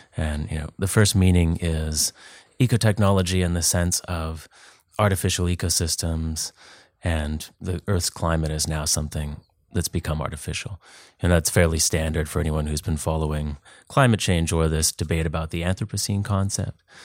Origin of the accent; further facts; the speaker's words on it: Duncan, British Columbia, Canada; moved away as an adult; also born or lived in Vancouver / Texas / New England; I grew up on Vancouver Island, lived in Vancouver for ten years, and then moved to the States, Texas, New England.